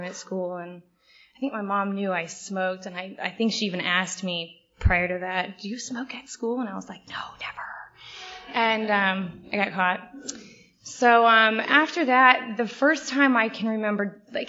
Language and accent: English; St. Louis, Missouri, United States; I grew up in St. Louis